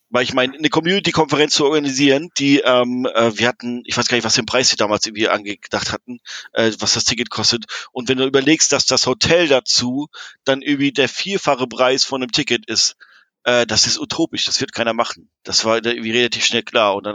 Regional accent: Hamburg, Germany; Also als Hamburger, es war super geiles Wetter, oder?

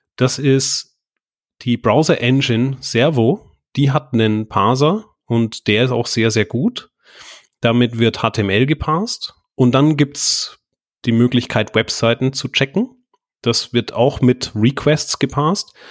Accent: Bavaria, Germany; moved away as an adult; also born or lived in Bayreuth; now in Düsseldorf, Germany; Ich komme tatsächlich aus Bayern, äh, aufgewachsen

